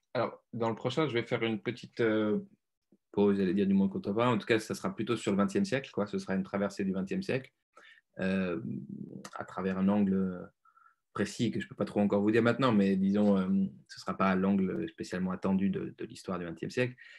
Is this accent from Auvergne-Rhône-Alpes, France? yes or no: yes; Lyon, Auvergne-Rhône-Alpes, France; Je viens de Lyon, d'une classe moyenne